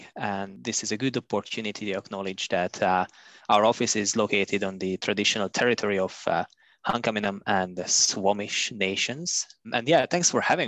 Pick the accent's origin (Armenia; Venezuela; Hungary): Hungary; moved away as an adult; also born or lived in Budapest, Hungary; now in Canada; By trade, I'm a geophysicist from Hungary. I finished my university studies in Budapest